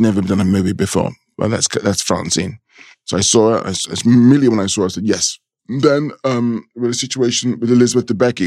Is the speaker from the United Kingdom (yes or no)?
yes; London, United Kingdom; a thirteen-year-old black child growing up, growing up in London